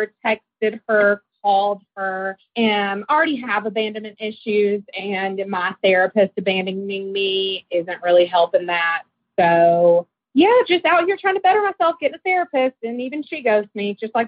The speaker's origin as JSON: {"language": "English", "town": "Memphis", "region": "Tennessee", "country": "United States", "accent": "Southern", "moved": "yes", "lives_now": "Denver, United States", "said": "I'm calling you from Denver, even though I know I have a Southern accent. I'm from Memphis originally"}